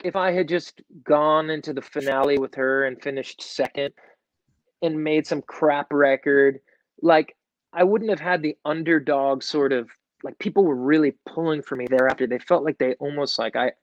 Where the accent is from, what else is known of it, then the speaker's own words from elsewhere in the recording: New York, United States; I was from New York, So I had a band in Brooklyn